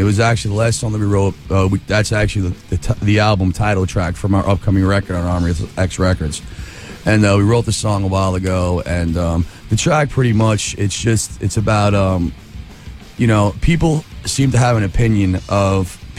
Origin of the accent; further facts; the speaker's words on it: Long Island, New York, United States; Long Island, New York.